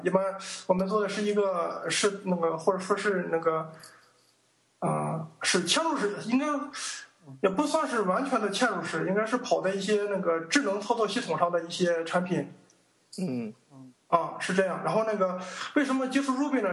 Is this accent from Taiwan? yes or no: no; Weifang, Shandong, China; also born or lived in Huangdao, Qingdao; 我老家是山东潍坊的